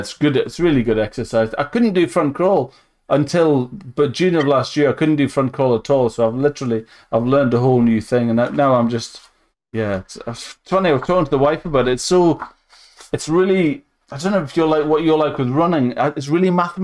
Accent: Northumberland, North East England, United Kingdom; I'm from Northumberland

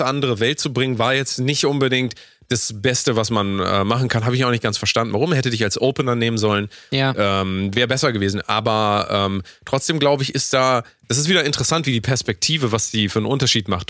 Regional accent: Hamburg, Germany; Ich komme aus ja. Hamburg

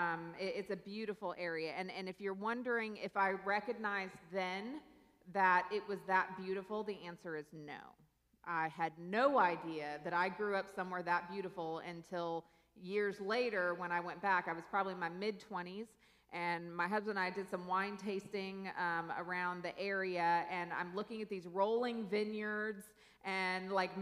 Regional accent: Newberg, Oregon, United States; moved away as an adult; also born or lived in South Louisiana; now in Louisiana, United States; I grew up there, and I grew up in a valley in a city called Newburgh, Oregon

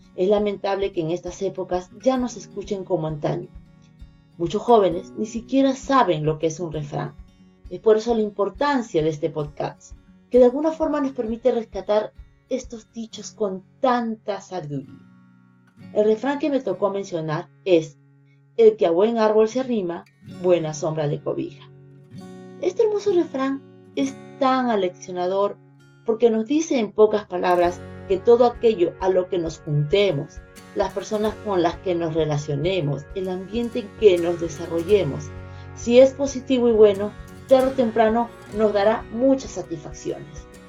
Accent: Lima, Peru; soy de Lima, Perú

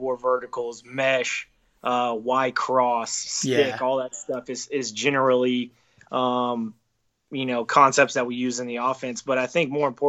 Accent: Texas, United States; moved away; I'm from Texas originally

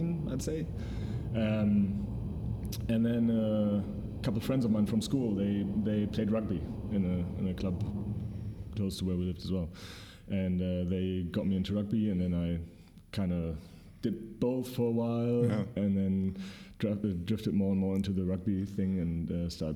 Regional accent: Bremen, Germany; now in Berlin, Germany; I come from Bremen, which is a little city in Germany.

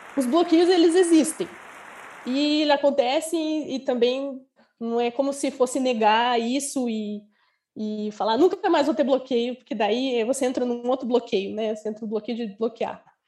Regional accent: Curitiba, Paraná, Brazil; moved away as an adult; now in Porto Seguro, Brazil; eu sou de Curitiba, porém agora eu estou na Bahia, estou em Porto Seguro, porque eu sou viajante, sou nômade digital

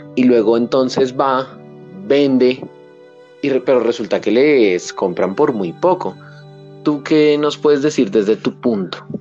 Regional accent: Colombia; reconocernos como colombianos

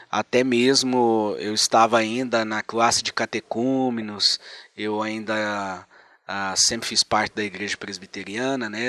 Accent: Brazil; moved away as an adult; now in Spain; sou brasileiro e estamos ali na Espanha há quase 10 anos.

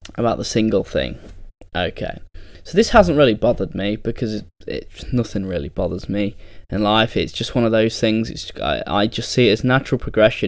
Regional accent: England, United Kingdom; probably the only English person cheering that night

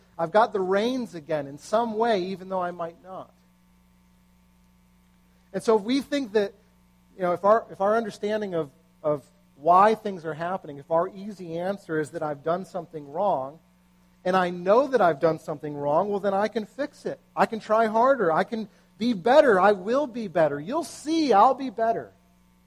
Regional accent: United States; as an American

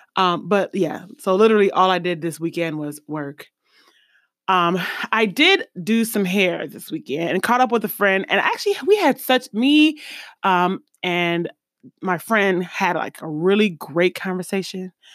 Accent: East Coast, United States; moved away; also born or lived in Midwest; I'm from the East Coast originally and then Midwest secondary

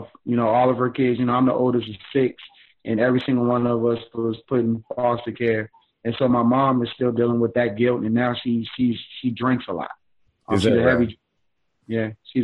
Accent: Richmond, Virginia, United States; now in Atlanta, United States; born and raised in Richmond, Virginia

